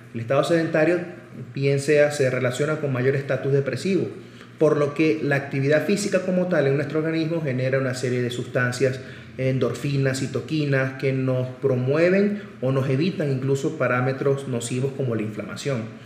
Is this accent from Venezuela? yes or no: yes; Caracas, Capital District, Venezuela; moved away as an adult; also born or lived in Barcelona, Spain; now in Puebla, Mexico; Nací en Caracas, Venezuela y me formé como médico general y cardiólogo también en mi país